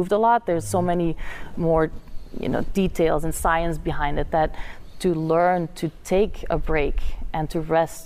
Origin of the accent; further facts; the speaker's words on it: Flanders, Belgium; English is a second language; moved away as an adult; now in United States; my hometown in Belgium that has about 10,000 people